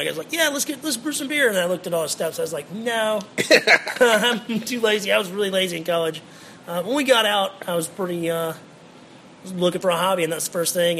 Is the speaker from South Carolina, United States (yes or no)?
yes; Greenville, South Carolina, United States; Born and raised in Greenville.